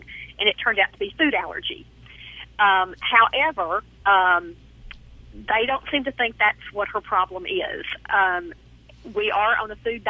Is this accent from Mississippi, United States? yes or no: yes; Hernando, Mississippi, United States; accent: southern drawl; From Hernando, Mississippi. It's about 15 miles south of Memphis.